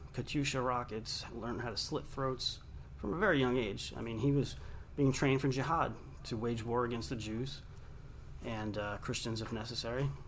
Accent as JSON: {"language": "English", "area": "Long Island", "region": "New York", "country": "United States", "tie": "born or raised there", "said": "I grew up in Long Island, New York"}